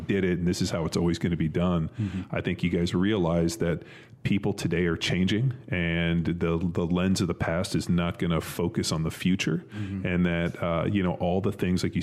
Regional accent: Southern California, United States; I grew up in Southern California. There was no snow

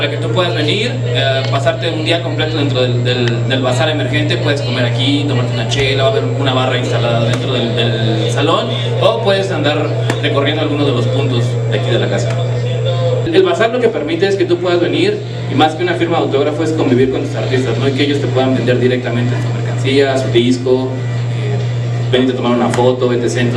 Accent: Dominican Republic; yo soy de la República Dominicana

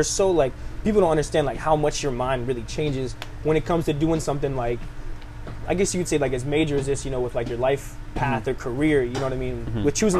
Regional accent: Fort White, Florida, United States; moved away; the actual town is called Fort White. It's like a little real small country.

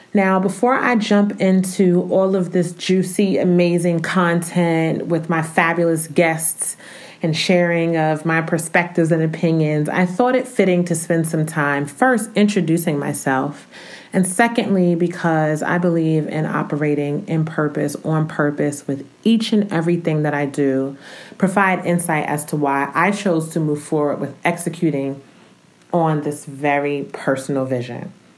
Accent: Newark, New Jersey, United States; moved away as an adult; also born or lived in Romania; now in Atlanta, United States; I'm originally from Newark, New Jersey

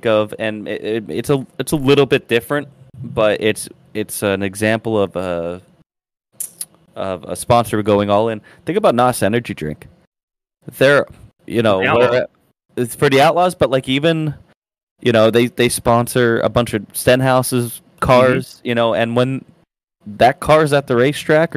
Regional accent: Hazleton, Pennsylvania, United States; I got to meet Bill Elliott at a McDonald's in my hometown in Hazleton. A McDonald's that I ended up working at when I was a couple years older in high school

